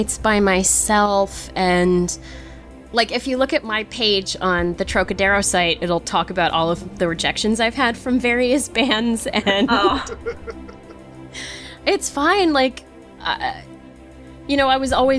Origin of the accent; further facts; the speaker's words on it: New England, United States; I'm from New England